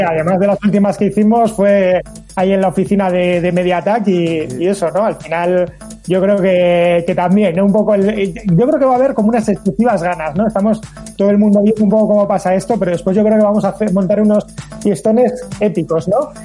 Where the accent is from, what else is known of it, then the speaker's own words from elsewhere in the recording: Basque Country, Spain; aquí en Euskadi, en el País Vasco